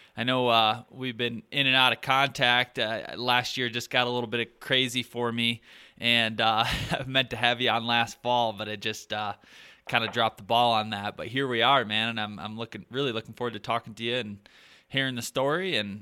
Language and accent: English; Michigan, United States; I'm from Michigan, but he moved from New York